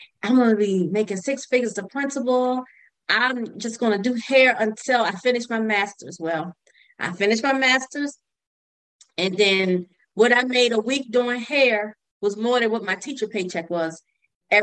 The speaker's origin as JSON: {"language": "English", "region": "Virginia", "country": "United States", "tie": "born or raised there", "also_born_or_lived": "Baltimore, Maryland", "moved": "as an adult", "said": "I moved to Maryland because I grew up in Virginia"}